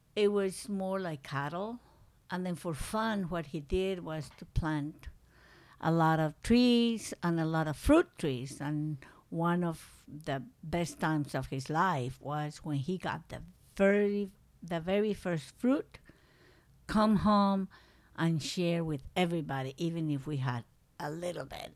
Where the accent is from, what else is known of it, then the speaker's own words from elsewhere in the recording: Medellín, Antioquia, Colombia; English is a second language; moved away as an adult; also born or lived in San Félix, Colombia / Manizales, Colombia / New York, United States / Alaska, United States; now in United States; from that little town that I was born, we went back to Manizales, and I was in Manizales until I was, um, like in fifth grade, fourth grade. Then we went to Medellin